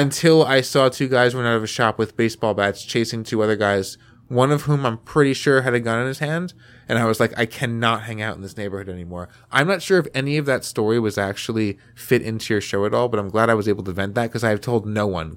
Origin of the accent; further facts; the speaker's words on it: Paterson, New Jersey, United States; I grew up around Patterson, have been in Patterson, have hung out in Patterson